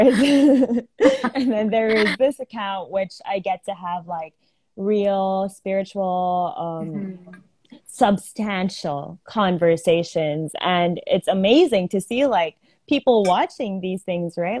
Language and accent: English; Philippines; I'm from the Philippines. I've lived in the Philippines my whole life, but I am Indian